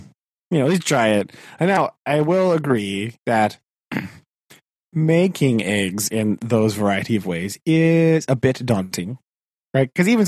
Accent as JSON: {"language": "English", "country": "United States", "said": "as an American"}